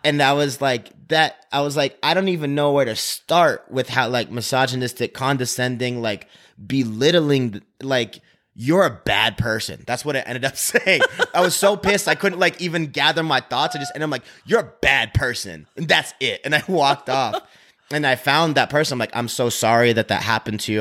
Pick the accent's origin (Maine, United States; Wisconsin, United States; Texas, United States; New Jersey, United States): Maine, United States; moved away as an adult; now in Utah, United States; I come from Maine, and, like, it's very rural